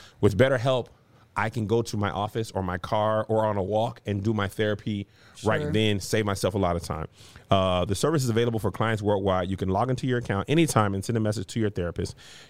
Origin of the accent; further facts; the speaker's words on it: El Paso, Texas, United States; Because I'm from El Paso, Texas.